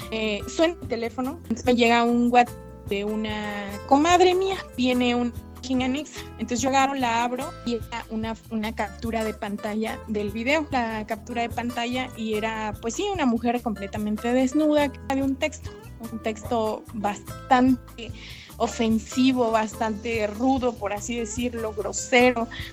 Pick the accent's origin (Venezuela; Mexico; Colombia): Mexico; Villa Alta, Oaxaca; soy del municipio de San Alfonso Villalta